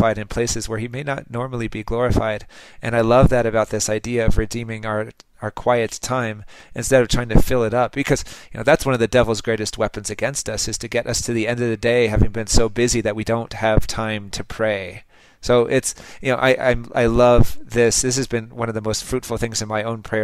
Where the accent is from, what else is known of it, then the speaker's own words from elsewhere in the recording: Los Angeles, California, United States; I'm from Los Angeles